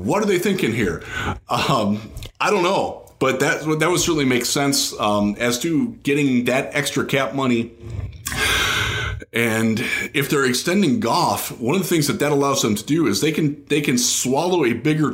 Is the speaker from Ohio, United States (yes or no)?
yes; Northeast Ohio, United States; I grew up in Northeast Ohio